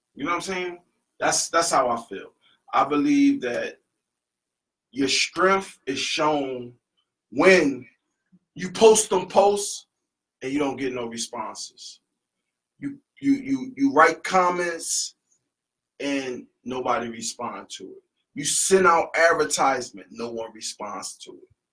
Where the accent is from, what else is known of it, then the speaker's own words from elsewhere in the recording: Philadelphia, Pennsylvania, United States; moved away; we're from the East Coast, we're from Philadelphia